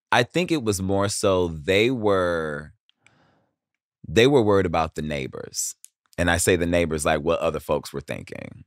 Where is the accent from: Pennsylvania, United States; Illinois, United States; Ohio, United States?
Ohio, United States; Cleveland; I grew up in Cleveland.